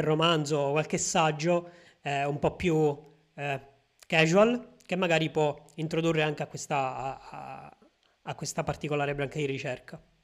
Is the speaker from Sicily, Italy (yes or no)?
yes; a small town in the province of Palermo, Sicily, Italy; nel mio paese, che è un paesino di 7000 abitanti in provincia di Palermo